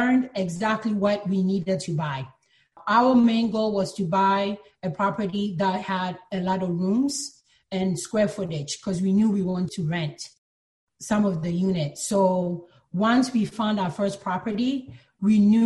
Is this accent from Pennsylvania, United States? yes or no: yes; Philadelphia, Pennsylvania, United States; also born or lived in Ghana; now in New York, United States; I was born in Ghana, but my family moved to the U.S. when I was very young to Philadelphia, so that's where I grew up.